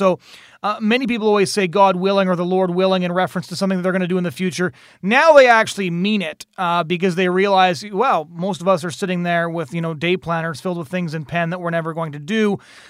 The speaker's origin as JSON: {"language": "English", "town": "Seattle", "region": "Washington", "country": "United States", "tie": "born or raised there", "moved": "yes", "said": "I was born in Seattle"}